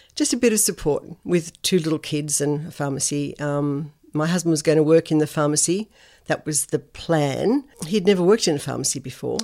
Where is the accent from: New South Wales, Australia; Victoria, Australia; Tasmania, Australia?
New South Wales, Australia; Sydney; moved away as an adult; also born or lived in Tamworth; now in Noosa, Australia; I grew up in Sydney. So Sydney was my hometown